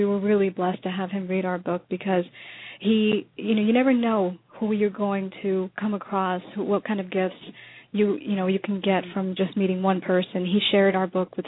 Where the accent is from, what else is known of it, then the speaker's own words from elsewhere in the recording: New York, United States; moved away as an adult; now in Florida, United States; our separate journey growing up in New York